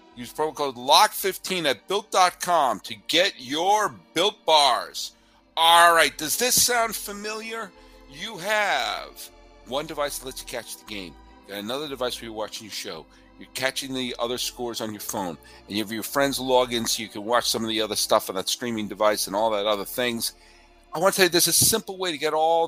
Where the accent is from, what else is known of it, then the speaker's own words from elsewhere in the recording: suburbs of Boston, Massachusetts, United States; moved away; also born or lived in Connecticut; I did the majority of my growing up in the suburbs of Boston